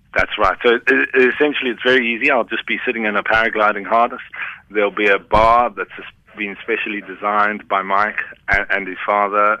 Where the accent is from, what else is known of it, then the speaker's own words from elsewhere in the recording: Cape Town, Western Cape, South Africa; I grew up in Cape Town as a surfer